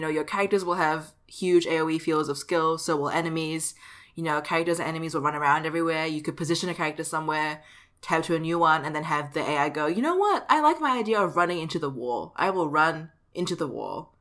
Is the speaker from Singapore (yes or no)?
yes; Singapore; my home country.